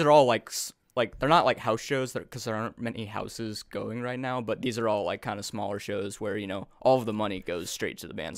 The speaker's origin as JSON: {"language": "English", "town": "Overland Park", "region": "Kansas", "country": "United States", "tie": "born or raised there", "lives_now": "Kansas City, United States", "said": "I grew up in Overland Park. I went to Olathe schools, and I moved to the city, uh, a couple years ago now"}